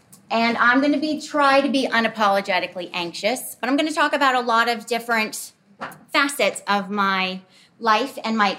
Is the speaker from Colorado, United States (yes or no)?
no; Montana, United States; now in Spokane, United States; where I grew up in Montana.